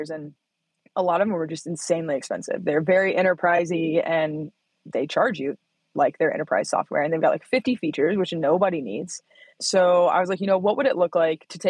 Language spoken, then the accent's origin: English; Bloomington, Indiana, United States; moved away as an adult; now in Reno, United States; Bloomington, Indiana. Yep. Middle of nowhere